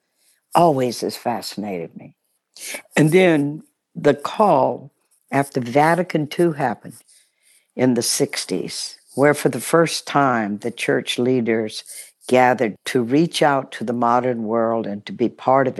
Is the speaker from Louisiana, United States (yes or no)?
yes; Baton Rouge, Louisiana, United States; also born or lived in New Orleans; Grew up in Baton Rouge, Louisiana